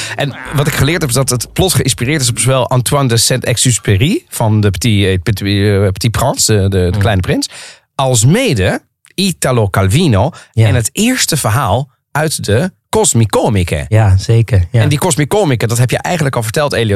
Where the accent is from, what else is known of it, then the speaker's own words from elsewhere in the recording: The Hague, South Holland, Netherlands; moved away as an adult; also born or lived in Rotterdam; now in Amsterdam, Netherlands; Ik ben geboren en getogen in Den Haag